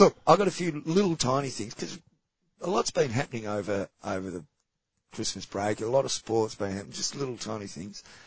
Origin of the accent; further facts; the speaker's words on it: Australia; as an Australian